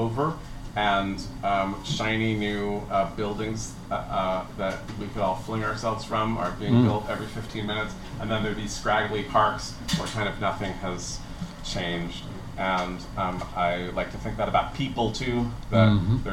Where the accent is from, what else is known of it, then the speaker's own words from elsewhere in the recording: San Francisco, California, United States; I grew up near Stern Grove